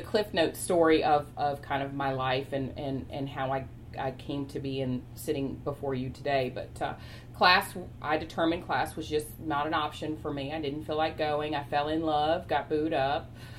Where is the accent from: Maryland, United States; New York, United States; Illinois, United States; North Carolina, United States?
North Carolina, United States; Chapel Hill; also born or lived in Raleigh, North Carolina; I grew up, was born in Raleigh, stayed in Raleigh for just a little smidge period of time, moved to Chapel Hill, was raised in Chapel Hill, north side part of Chapel Hill, which was predominantly African American.